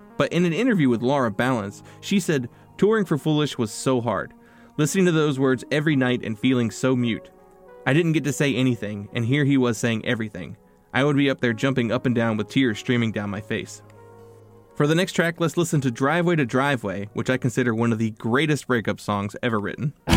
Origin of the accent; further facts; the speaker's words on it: North Carolina, United States; I am a lifelong resident of North Carolina